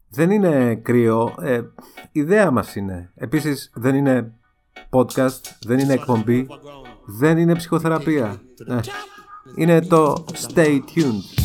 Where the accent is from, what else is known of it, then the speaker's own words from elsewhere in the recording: Greece; ως Έλληνες